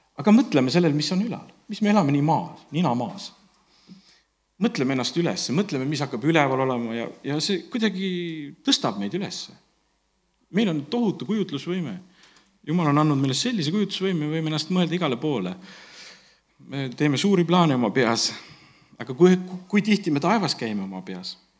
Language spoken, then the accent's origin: Estonian; Estonia; also born or lived in Tallinn / Ingria (maternal ancestry, Ingrian Finn); me oleme eestlased